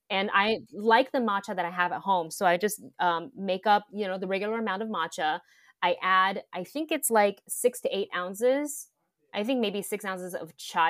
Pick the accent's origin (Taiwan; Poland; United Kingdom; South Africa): Taiwan; moved away; growing up in Taiwan